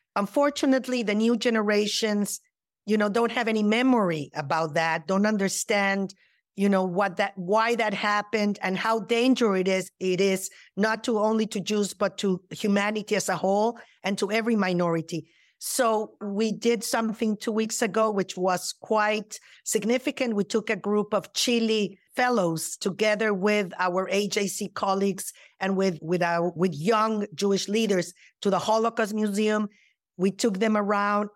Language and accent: English; Mexico City, Mexico; now in United States; I was born and raised in Mexico City